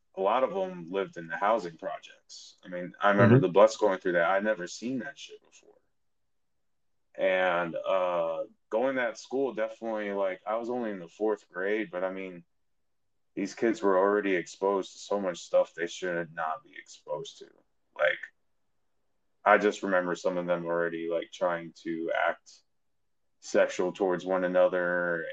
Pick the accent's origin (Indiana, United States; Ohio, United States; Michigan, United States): Indiana, United States; Munster; moved away; also born or lived in Chicago; I was born outside Chicago in a town called Munster, Indiana